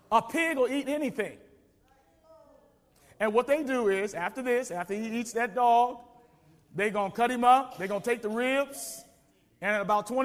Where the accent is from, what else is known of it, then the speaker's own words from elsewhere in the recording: the South, United States; I come from South where you'd be surprised.